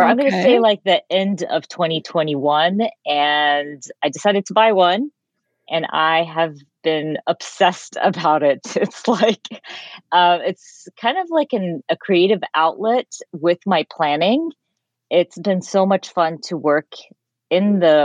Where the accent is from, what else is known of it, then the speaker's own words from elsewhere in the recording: Georgia, United States; moved away; also born or lived in Jordan; I was raised in Georgia, but also raised in the Middle East. So at a certain point of my life, my parents moved to Jordan and we lived there for a few years